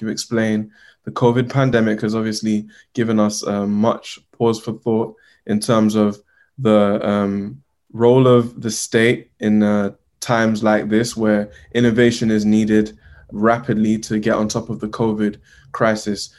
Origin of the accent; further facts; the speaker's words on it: Uganda; I'm from Uganda